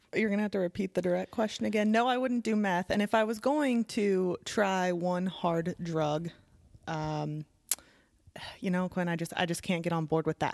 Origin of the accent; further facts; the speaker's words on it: Midwest, United States; moved away; my hometown